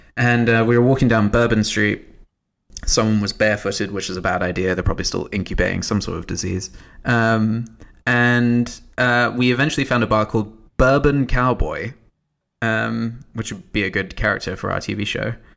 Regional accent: United Kingdom

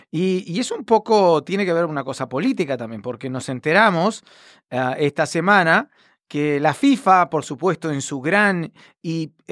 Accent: Miami, Florida, United States; como buena cubana de Miami

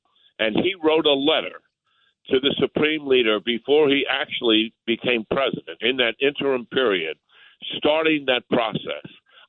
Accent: New York, United States; moved away; I'm a New Yorker anyway.

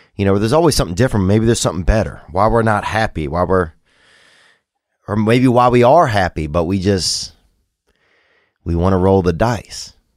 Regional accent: Covington, Louisiana, United States; moved away; the primate center that I grew up around in Covington, Louisiana

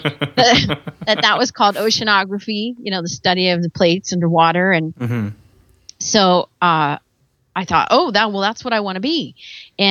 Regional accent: Virginia, United States; moved away as an adult; now in California, United States; I'm actually from Virginia. And I grew up probably 2 hours from the ocean

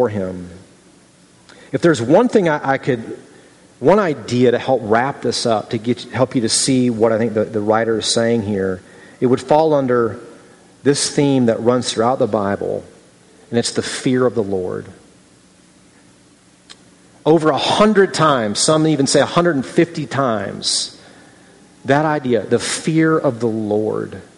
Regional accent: Midwest, United States; moved away; also born or lived in Southern California; I grew up in the Midwest, and I was in Southern California

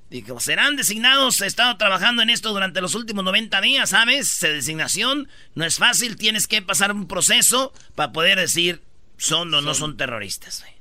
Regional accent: Mexico; Yo sé como mexicano.

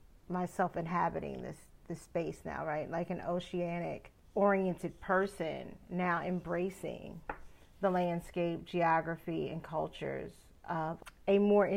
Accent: Charleston, West Virginia, United States; born there; now in Kentucky, United States; Even though I was born in Charleston, West Virginia, I spent a lot of my time oceanside near or on the Atlantic.

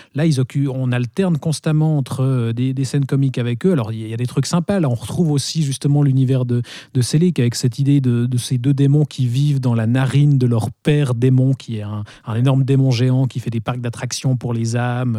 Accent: Switzerland; chez nous en Suisse

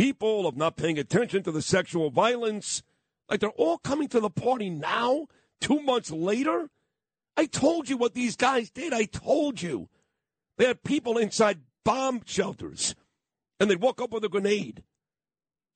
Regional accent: New York City, New York, United States; I'm a kid from Brooklyn

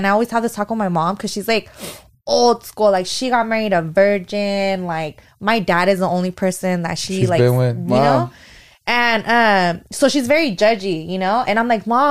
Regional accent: Fresno, California, United States; moved away as an adult; also born or lived in Sacramento; we moved to Sacramento and we're both from Fresno

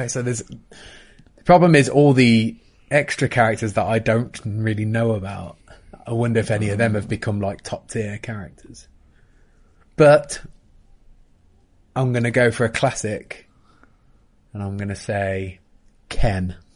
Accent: Coventry, West Midlands, United Kingdom; I am from Coventry, although my accent is not massively indicative of Coventry.

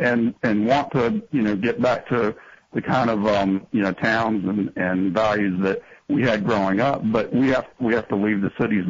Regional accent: North Carolina, United States; Well, I was born and raised in North Carolina. And so I've seen this happen in my lifetime. But even when I was, you know, and I'm in my 40s now

